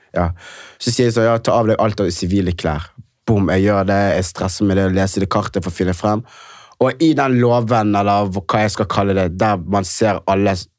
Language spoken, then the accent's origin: Norwegian; Knarvik, Vestland, Norway; jeg kommer fra et sted ikke så langt unna fra Bergen, det heter Knarvik